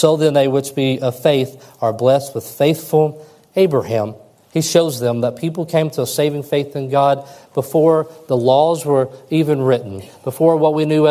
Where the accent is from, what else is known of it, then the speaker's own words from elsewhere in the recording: West Kentucky, United States; growing up in West Kentucky